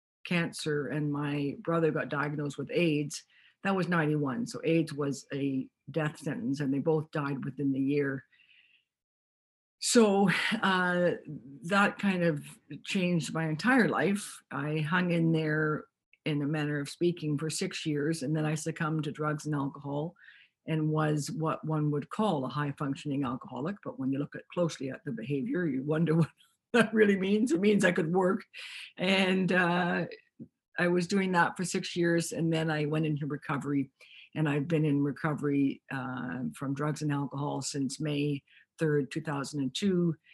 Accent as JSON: {"language": "English", "town": "Toronto", "region": "Ontario", "country": "Canada", "tie": "born or raised there", "moved": "as an adult", "lives_now": "Vancouver, Canada", "said": "I grew up in Toronto"}